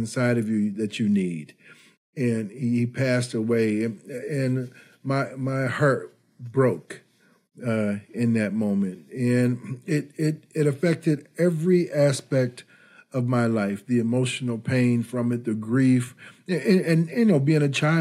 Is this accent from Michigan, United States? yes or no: yes; Detroit, Michigan, United States; moved away as an adult; also born or lived in Ann Arbor, Michigan; now in Chicago, United States; I grew up in the Detroit area during the Motown era